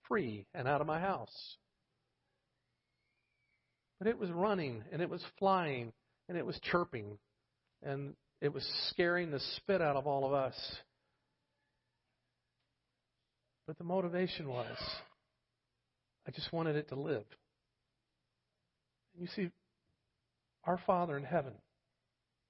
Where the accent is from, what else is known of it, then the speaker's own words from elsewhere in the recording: Florida, United States; moved away; I'm from Florida